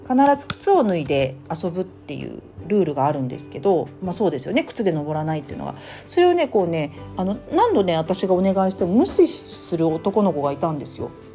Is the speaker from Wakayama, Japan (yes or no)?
no; Tokyo, Japan; moved away; 私の実家東京に行きますが